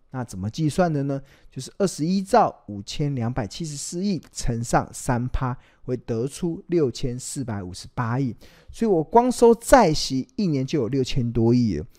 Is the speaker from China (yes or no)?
no; Taiwan; 因为我们台湾的投资人啊